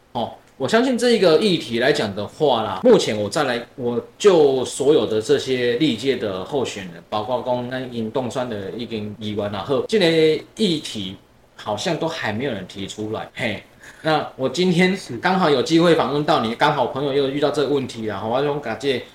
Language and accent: Chinese; Tainan, Taiwan; 我自己本身是台南人，品伦也是台南人